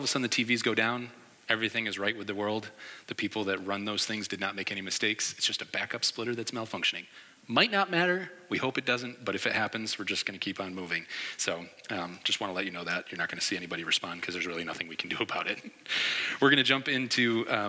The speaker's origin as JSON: {"language": "English", "region": "New York", "country": "United States", "also_born_or_lived": "Philadelphia", "said": "I'm from New York"}